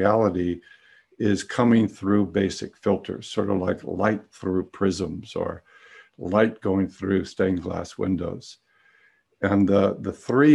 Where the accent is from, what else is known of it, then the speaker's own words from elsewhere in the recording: San Francisco, California, United States; I grew up in San Francisco and came of age in the late 60s